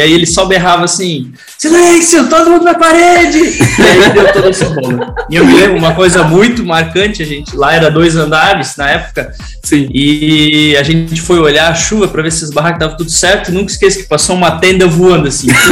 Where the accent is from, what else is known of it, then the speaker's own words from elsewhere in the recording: Blumenau, Santa Catarina, Brazil; sou da de aqui de Blumenau, Juventude da Velha